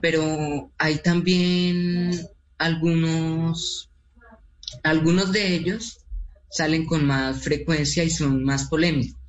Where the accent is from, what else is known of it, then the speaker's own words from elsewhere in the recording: Colombia; nosotros, eh, como colombianos